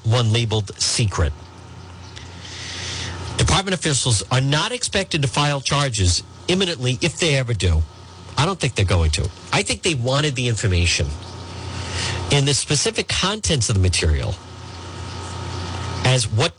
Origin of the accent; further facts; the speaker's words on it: Edgewood, United States; I grew up in Edgewood